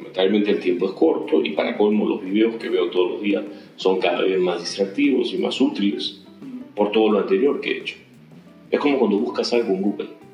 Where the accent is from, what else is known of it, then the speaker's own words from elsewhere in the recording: Ica, Peru; Yo soy de Ica y sigo haciendo pisco